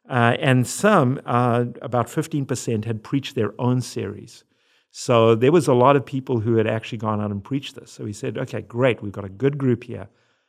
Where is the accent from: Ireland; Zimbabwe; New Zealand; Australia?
Zimbabwe; also born or lived in South Africa; now in United States; If you hear an accent, it's because I'm from Zimbabwe and South Africa, and then I married an American